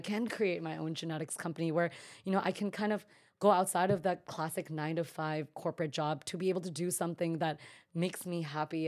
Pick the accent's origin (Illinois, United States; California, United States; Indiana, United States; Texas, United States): California, United States; Bay Area, Northern; also born or lived in New York City; I'm originally from the Bay Area, so Northern California, and I honestly feel so lucky to have been brought up in that environment